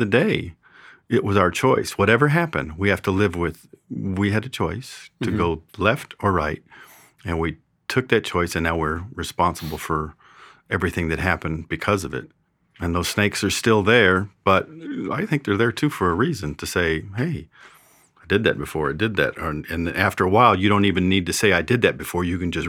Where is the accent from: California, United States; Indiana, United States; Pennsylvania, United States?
California, United States; Well, I am from California, so that does make me a sinner.